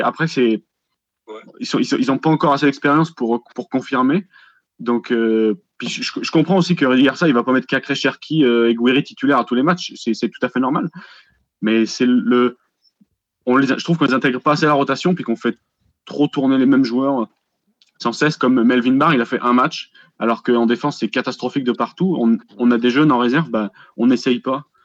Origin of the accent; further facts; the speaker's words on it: border between Rhône and Loire, Auvergne-Rhône-Alpes, France; je suis à la frontière entre le Rhône et la Loire